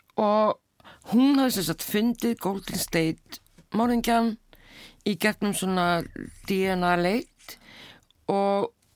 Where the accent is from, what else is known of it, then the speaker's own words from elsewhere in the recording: Keflavík, Southern Peninsula, Iceland; þar sem ég ólst upp í keflaði